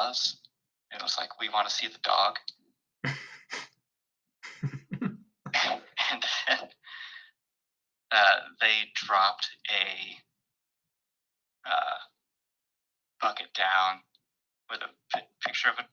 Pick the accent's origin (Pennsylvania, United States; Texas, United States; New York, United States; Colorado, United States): Texas, United States; Dallas; I grew up in the Dallas area